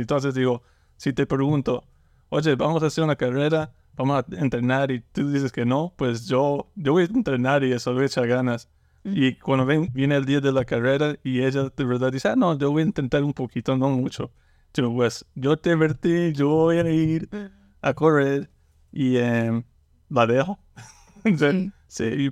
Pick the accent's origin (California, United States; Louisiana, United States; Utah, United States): Louisiana, United States; Lake Charles; toda mi vida he vivido como en Lake Charles y me gusta. Me, gusta en Luisiana